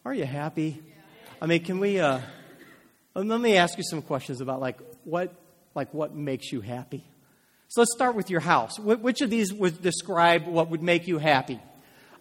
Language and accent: English; United States; I'm an American